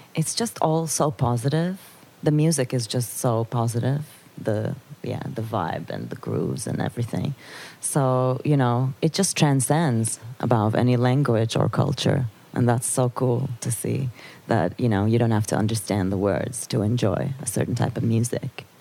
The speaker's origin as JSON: {"language": "English", "region": "Istanbul", "country": "Turkey", "tie": "born or raised there", "also_born_or_lived": "Netherlands", "moved": "yes", "lives_now": "Amsterdam, Netherlands", "said": "I was born and raised in Istanbul, and uh, and then I moved to the Netherlands"}